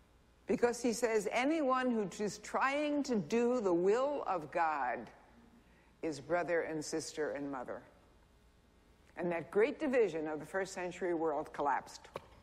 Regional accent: Kingston, New York, United States; Rabbi, you might have come from Brooklyn Heights. I came from Kingston, New York.

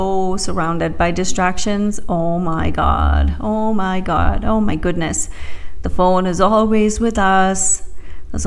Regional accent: India; moved away; I grew up in India

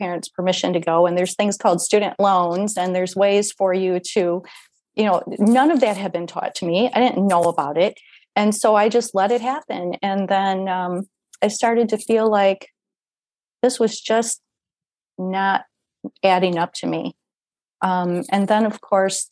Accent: Iowa, United States; where I went to school from fourth grade to 12th, I was in Iowa, small town in Iowa, a small rural town.

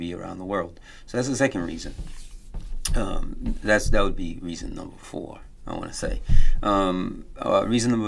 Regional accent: United States; I grew up here in America

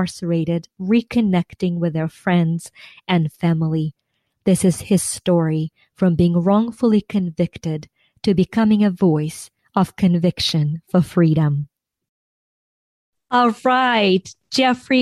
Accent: Ukraine; now in United States; I was born and raised in Ukraine

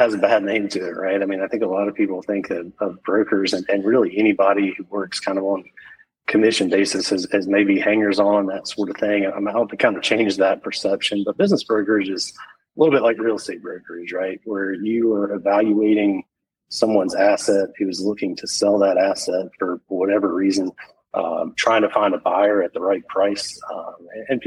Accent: Macon, Georgia, United States; I grew up in Macon, Georgia

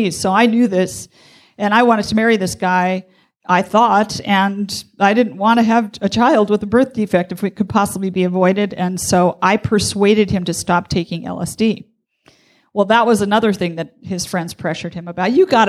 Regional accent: Wisconsin, United States; I was from Wisconsin.

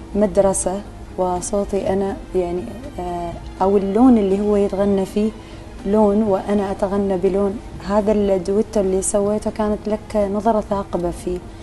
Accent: Oman; عندنا في عمان

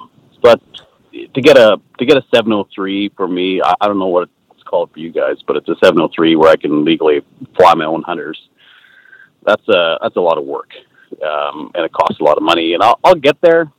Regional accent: La Crete, Alberta, Canada; my hometown

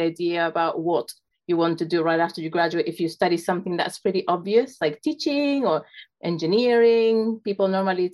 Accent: Chile; also born or lived in South Carolina; I'm originally from Chile

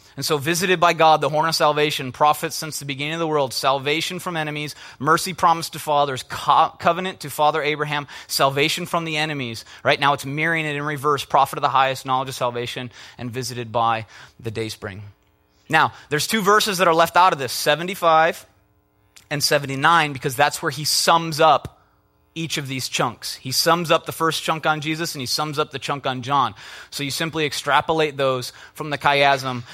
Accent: Minnesota, United States; I'm from Minnesota

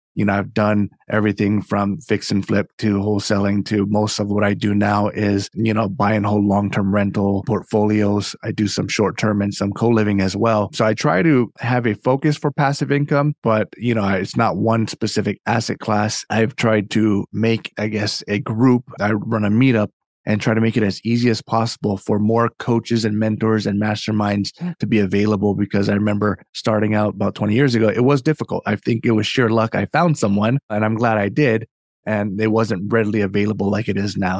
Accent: Hawaii, United States; now in Northern Virginia, United States; I'm from Hawaii originally, and so my, my story, uh, kinda origin starts there. I grew up in a very, um, entrepreneurial family.

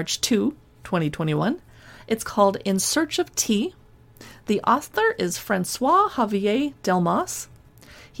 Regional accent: San Diego, California, United States; When I was a girl growing up in San Diego

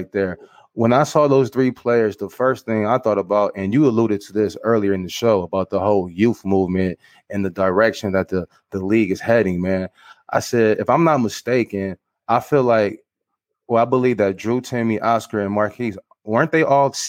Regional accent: Michigan, United States; I'm from Michigan too

